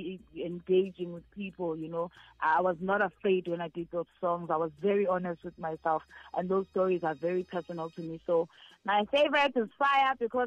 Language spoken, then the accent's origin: English; Nkandla, KwaZulu-Natal, South Africa; I was born in Nkandla